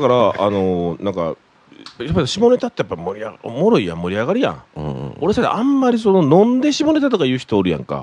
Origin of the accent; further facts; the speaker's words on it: Osaka, Japan; 大阪人やから